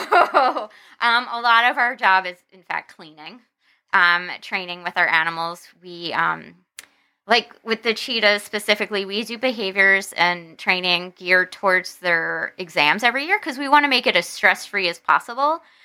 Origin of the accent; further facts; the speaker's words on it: New Jersey, United States; moved away as an adult; New Jersey, which is where I'm from